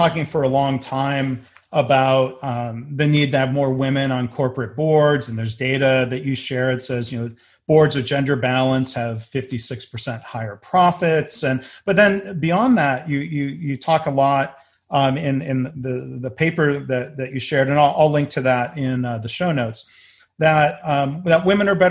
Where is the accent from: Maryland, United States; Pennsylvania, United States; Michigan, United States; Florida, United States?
Michigan, United States; I'm a Michigan kid, and my first job out of college was in my hometown at a General Motors plant.